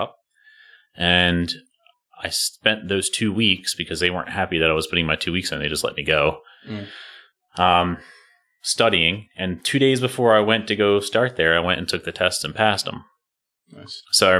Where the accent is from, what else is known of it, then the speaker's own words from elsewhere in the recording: Harford County, Maryland, United States; I grew up in Maryland. I've been here my whole life. Went to Edgewood High School, so I grew up in Harford County